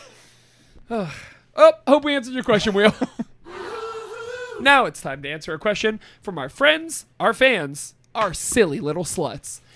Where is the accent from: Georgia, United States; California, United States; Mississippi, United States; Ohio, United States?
Ohio, United States; Austintown; I'm from Austin Town